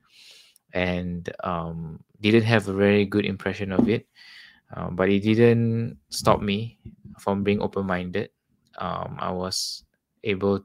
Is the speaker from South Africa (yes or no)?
no; Singapore; also born or lived in Australia; I'm from Singapore